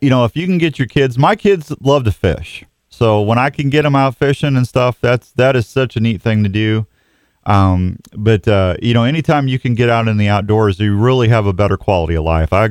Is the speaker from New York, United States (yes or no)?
no; Washington, Missouri, United States; I grew up in Washington, Missouri. That's just down the hill